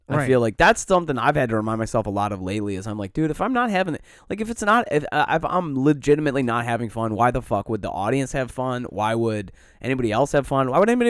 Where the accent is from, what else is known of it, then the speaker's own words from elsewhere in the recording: Cleveland, Ohio, United States; born there; I'm not ready for this life. I was born into this in Cleveland.